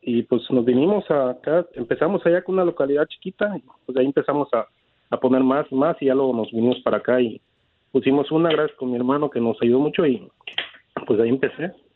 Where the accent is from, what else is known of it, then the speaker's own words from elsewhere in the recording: Tarimoro, Guanajuato, Mexico; now in United States; nosotros somos de un pueblito de Guanajuato, se llama Tarimoro.